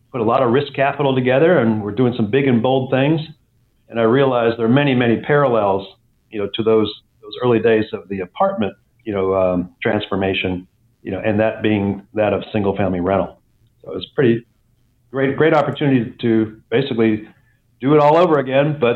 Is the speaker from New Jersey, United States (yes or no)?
no; Atlanta, Georgia, United States; also born or lived in Minnesota / Pittsburgh; I, I um, grew up, well, I was born in Minnesota, worked my way south, lived in Pittsburgh. Uh, my father worked for U.S. Steel Corporation. And then uh, eventually uh, he ended up in the southeast, uh, headquartered in Atlanta, Georgia. So I, I, finished high school in Atlanta, Georgia.